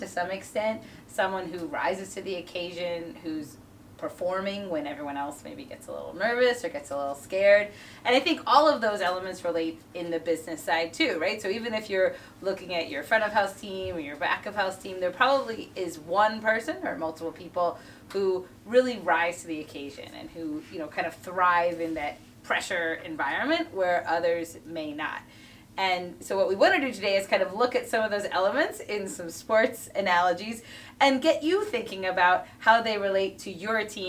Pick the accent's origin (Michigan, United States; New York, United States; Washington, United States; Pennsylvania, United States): Pennsylvania, United States; Philadelphia; growing up in Philly